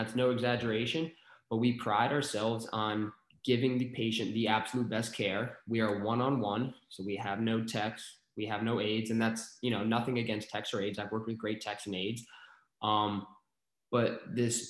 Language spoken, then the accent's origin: English; New York, United States; moved away as an adult; also born or lived in Arizona; now in Maryland, United States; I'm from New York